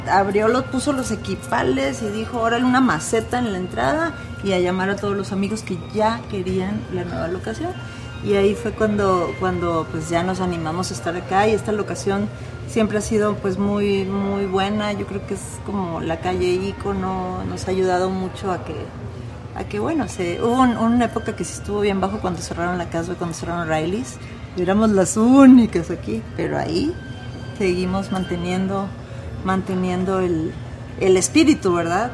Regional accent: Ciudad Obregón, Sonora, Mexico; also born or lived in Mexico City; now in Antigua Guatemala, Guatemala; yo soy de Ciudad Obregón, Sonora, México, el norte de México.

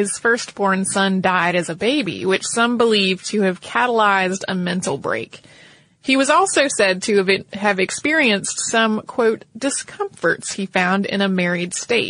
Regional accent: North Carolina, United States; This is a pirate that I have heard about because I grew up in North Carolina. And if you grow up in North Carolina, often you hear a lot about pirates.

